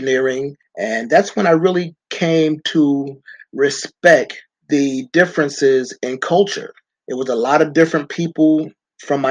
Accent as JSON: {"language": "English", "town": "New York City", "region": "New York", "country": "United States", "tie": "born or raised there", "said": "I grew up in Brooklyn, New York, in the quote unquote inner city"}